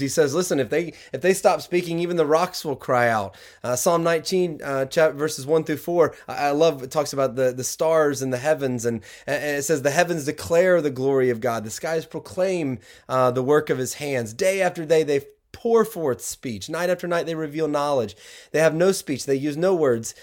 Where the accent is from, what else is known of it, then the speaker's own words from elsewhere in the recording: the South, United States; now in Michigan, United States; growing up down south